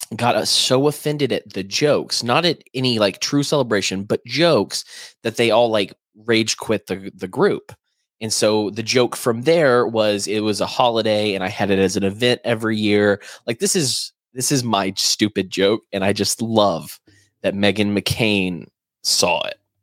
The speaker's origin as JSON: {"language": "English", "country": "United States"}